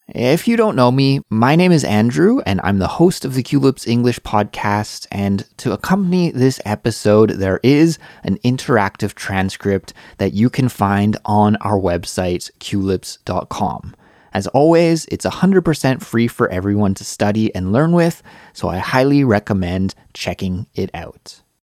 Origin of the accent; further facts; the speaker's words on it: Canada; moved away as an adult; now in South Korea; I'm Canadian